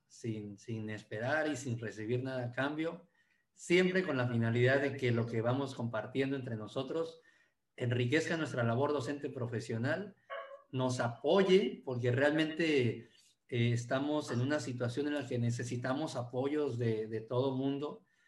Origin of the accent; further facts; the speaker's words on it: Martínez de la Torre, Veracruz, Mexico; Aquí le llaman la capital mundial del cítrico y, y soy orgullosamente de Martínez de la Torre, Veracruz, México